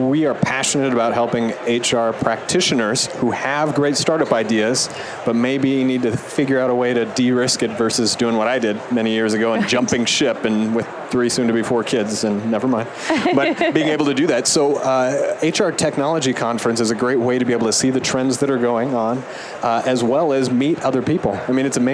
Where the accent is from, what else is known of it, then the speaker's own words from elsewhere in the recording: Nebraska, United States; I am originally from Nebraska